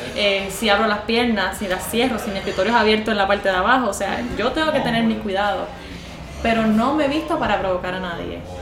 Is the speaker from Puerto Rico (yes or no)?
yes; Puerto Rico